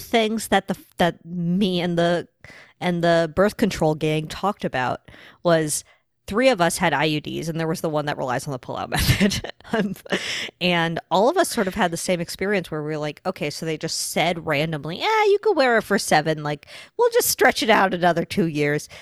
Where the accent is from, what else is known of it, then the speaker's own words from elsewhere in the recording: New York, United States; I'm from New York